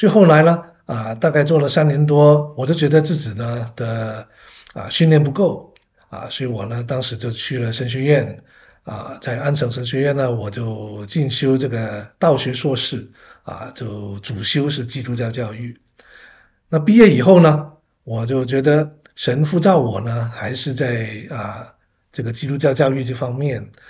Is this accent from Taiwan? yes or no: no; Hong Kong; now in Canada; 我其实，在加拿大，我是我是香港人啊，啊，来到加拿大呢，主要是留学生，嗯，啊，来了，结果呢就回不去，呵呵一直呢在这边已经四十多年了